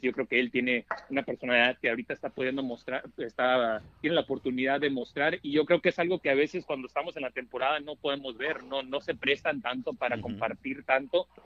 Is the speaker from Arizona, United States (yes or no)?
yes; Tucson, Arizona, United States; also born or lived in Anaheim, California; nacido en el sur de California, pero eh, crecí en Tucson